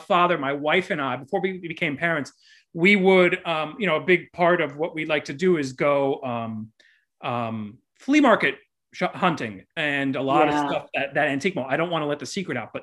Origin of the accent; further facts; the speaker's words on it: Miami, Florida, United States; also born or lived in New York; now in Los Angeles, United States; I'm originally from Miami